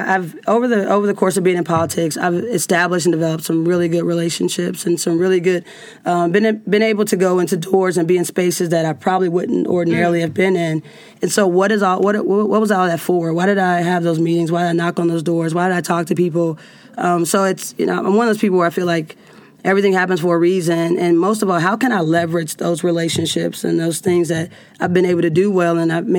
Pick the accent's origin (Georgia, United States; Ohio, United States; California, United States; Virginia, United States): Ohio, United States; Cincinnati; I'm from Cincinnati.